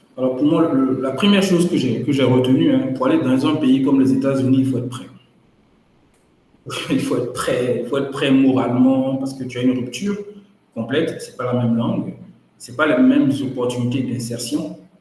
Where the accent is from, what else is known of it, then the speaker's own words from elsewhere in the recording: Dimbokro, Lacs District, Côte d’Ivoire; also born or lived in Yamoussoukro, Côte d'Ivoire / Paris, France; Je suis né à Dimboukro, au centre de la Côte d'Ivoire, où j'ai passé euh, toute ma scolarité jusqu'au lycée